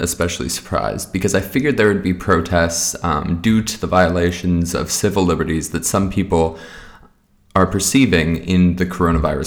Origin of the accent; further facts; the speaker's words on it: Montana, United States; NBC Montana, here in my home state